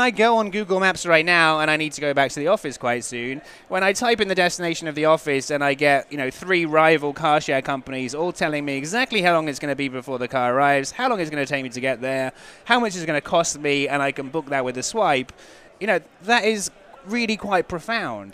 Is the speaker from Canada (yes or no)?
no; England, United Kingdom; I'm English